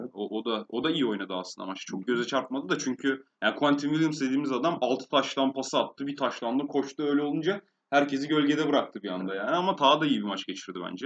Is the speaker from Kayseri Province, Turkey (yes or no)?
no; İzmir, Turkey; moved away; benim de memleketim olması sebebiyle İzmir'de